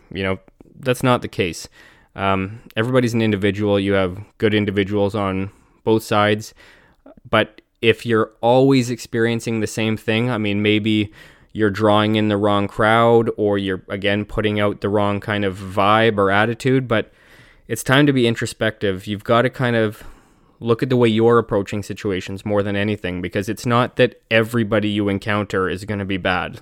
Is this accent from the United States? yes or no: no; Canada; I'm Canadian